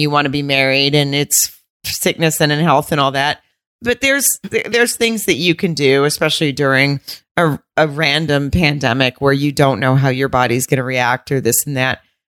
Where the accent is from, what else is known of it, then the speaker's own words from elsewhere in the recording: the South, United States; accent: southern; that's just how I would talk if I was upset because I am from the South.